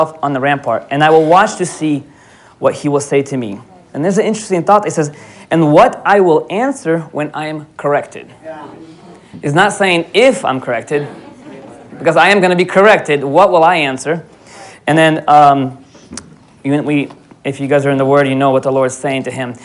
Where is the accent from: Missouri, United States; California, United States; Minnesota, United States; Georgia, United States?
Georgia, United States; Atlanta; moved away as an adult; also born or lived in Odesa, Ukraine / Florida, United States; now in Alaska, United States; I grew up in Atlanta 10 years. Then I moved to Florida